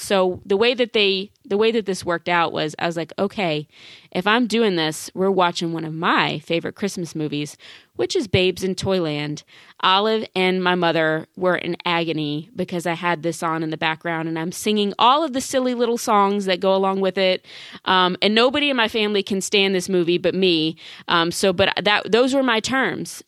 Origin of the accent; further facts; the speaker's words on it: Baton Rouge, Louisiana, United States; that is the name of, of my hometown. That's the name of the capital city of Louisiana